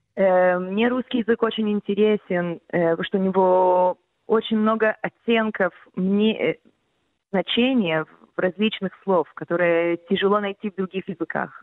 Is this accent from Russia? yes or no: no; Israel; first language Russian; у меня как бы мой первый язык все равно как бы был русский, mm-hmm. и хоть я чуть-чуть иврита знала